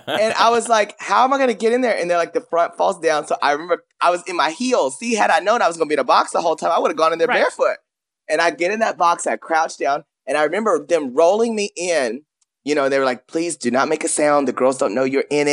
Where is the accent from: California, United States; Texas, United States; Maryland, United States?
Texas, United States; Paris; I grew up in a small town. You remember, I'm from Paris, Texas